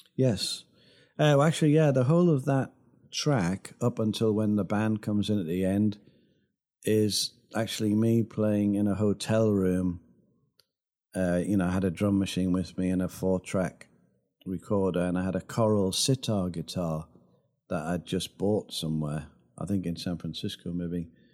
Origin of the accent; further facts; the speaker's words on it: Sunderland, North East England, United Kingdom; moved away; also born or lived in Los Angeles; my hometown of Sunderland